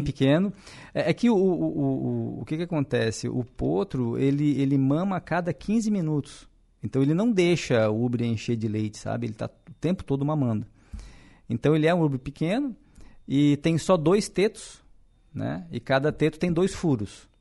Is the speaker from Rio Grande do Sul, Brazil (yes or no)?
no; Araranguá, Santa Catarina, Brazil; sou natural de Araranguá mesmo.